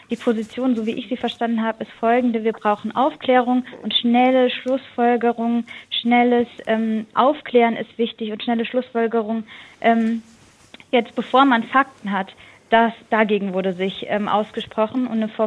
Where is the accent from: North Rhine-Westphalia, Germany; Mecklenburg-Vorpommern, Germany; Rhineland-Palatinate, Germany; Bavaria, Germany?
Rhineland-Palatinate, Germany; Ich komme aus Rheinland-Pfalz, da gibt es die Bodycams schon.